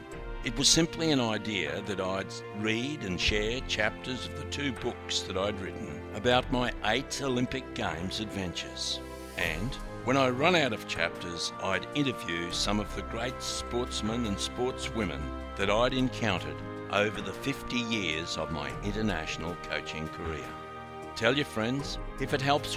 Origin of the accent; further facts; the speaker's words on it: Townsville, Queensland, Australia; As a snotty-nosed kid, I grew up around the Tribrook Pool in Townsville.